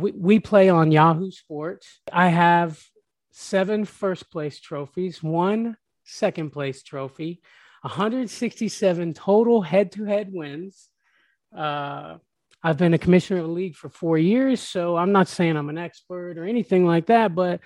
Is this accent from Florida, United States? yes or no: yes; Tampa, Florida, United States; Born and raised in Tampa